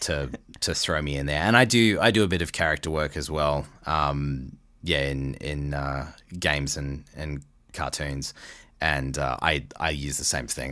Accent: Australia; moved away as an adult; now in Canada; guys like me who are from, you know, Australia

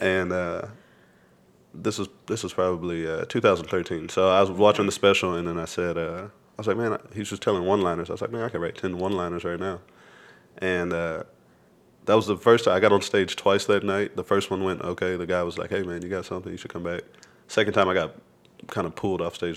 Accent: Lubbock, Texas, United States; moved away as an adult; now in Austin, United States; I grew up in Lubbock

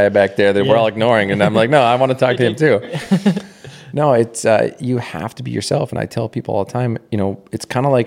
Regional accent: Anola, Manitoba, Canada; moved away as an adult; also born or lived in Winnipeg, Manitoba; now in United States; I grew up in Canada. I've actually now lived in America longer than I lived in Canada

